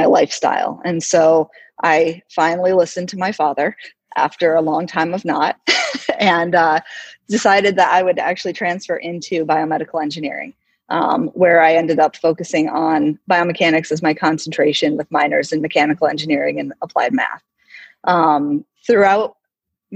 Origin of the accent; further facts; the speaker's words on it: Oswego, New York, United States; moved away as an adult; also born or lived in California; now in South Dakota, United States; I grew up in upstate New York in a little town called Oswego